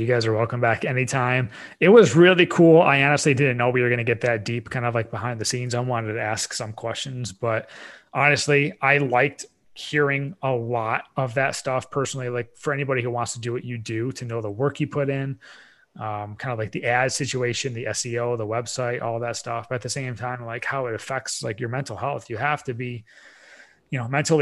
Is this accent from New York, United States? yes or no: yes; near the Adirondacks, New York, United States; born or raised there; moved away